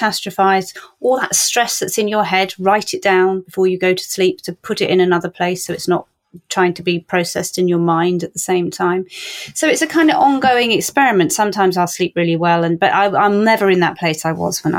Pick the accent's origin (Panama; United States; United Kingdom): United Kingdom; Cornwall, South West England; I'm from Cornwall.